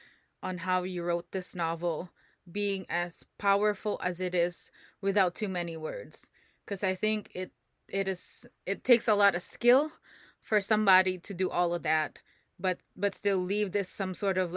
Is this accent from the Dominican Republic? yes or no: no; Philippines; moved away; I grew up in a Catholic school, so I'm from the Philippines